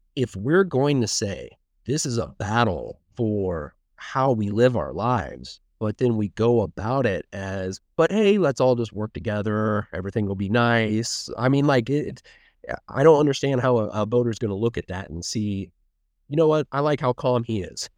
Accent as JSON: {"language": "English", "town": "Martinsville", "region": "Indiana", "country": "United States", "tie": "born or raised there", "also_born_or_lived": "Bloomington, Indiana", "moved": "as an adult", "lives_now": "Westfield, United States", "said": "I grew up in Martinsville"}